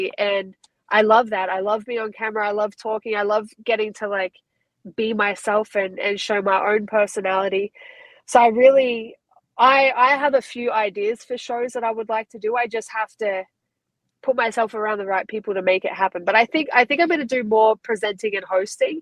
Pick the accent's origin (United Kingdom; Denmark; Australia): Australia; accent: Aussie; moved away as an adult; now in United States; my Aussie accent.